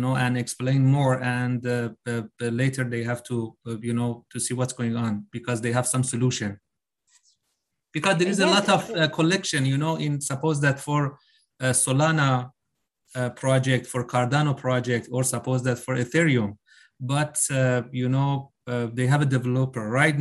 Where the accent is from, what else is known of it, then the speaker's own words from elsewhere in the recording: Iran; now in Dubai, United Arab Emirates; I'm living in Dubai. I'm Iranian, but living in Dubai